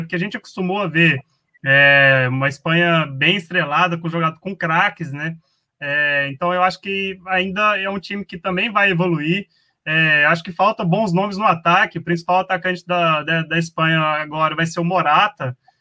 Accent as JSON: {"language": "Portuguese", "country": "Brazil", "said": "Nós como brasileiros"}